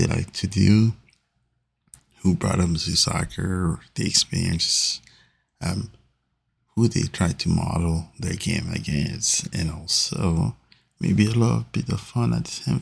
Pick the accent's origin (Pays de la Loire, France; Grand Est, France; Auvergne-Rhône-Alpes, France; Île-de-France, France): Île-de-France, France; Paris; now in St. Louis, United States; Big supporter of Paris Saint-Germain, which is my hometown team